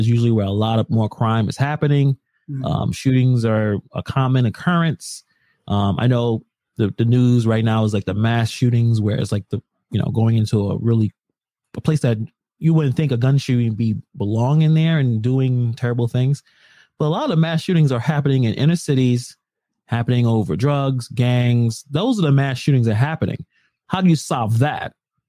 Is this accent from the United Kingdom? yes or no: no; Ireland; something you could probably hold. I'm Irish.